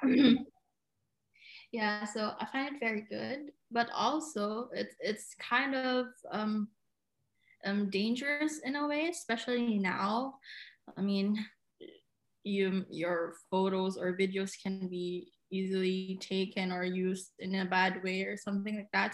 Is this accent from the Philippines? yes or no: yes; Cagayan de Oro, Northern Mindanao, Philippines; moved away as an adult; now in Germany; I've been living here in Germany for more than a year now, but I come from Cagayan de Oro, Philippines.